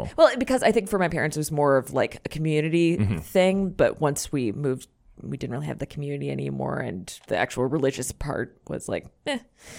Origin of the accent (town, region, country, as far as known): Naples, Florida, United States; born or raised there; also born or lived in Ohio